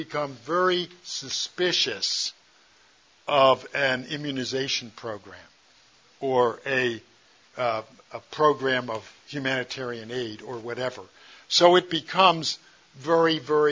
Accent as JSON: {"language": "English", "country": "United States", "said": "I'm an American"}